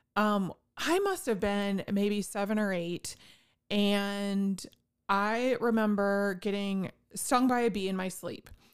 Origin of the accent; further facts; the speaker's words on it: northwest Indiana, United States; I grew up in the northwest corner of Indiana